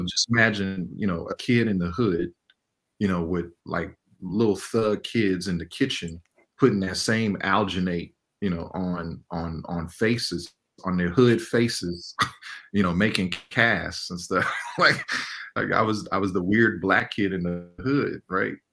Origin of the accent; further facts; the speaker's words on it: Inglewood, California, United States; I grew up in Inglewood, California during like the 80s and 90s